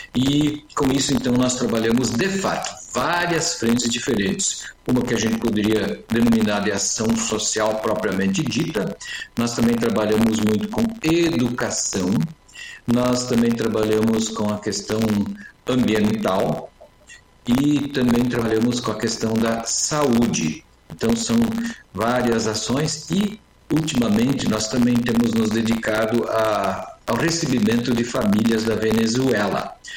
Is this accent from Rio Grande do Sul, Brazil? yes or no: yes; Missões, Rio Grande do Sul, Brazil; moved away as an adult; also born or lived in Capitão Leônidas Marques, Paraná / São Miguel do Oeste, Santa Catarina; now in Marechal Cândido Rondon, Brazil; eu sou gaúcho, mas eu atuo no Paraná já faz. É. é, eu nasci nas missões